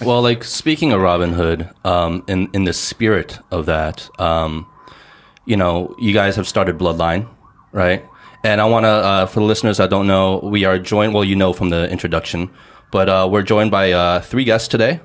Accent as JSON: {"language": "English", "country": "United States", "tie": "born or raised there", "moved": "yes", "lives_now": "China", "said": "When I was growing up in the States, um, in high school"}